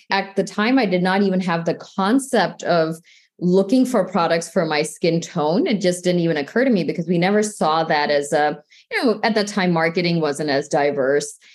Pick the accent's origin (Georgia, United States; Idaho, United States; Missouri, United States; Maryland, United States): Missouri, United States; St. Louis; I grew up in the Midwest in the St. Louis area.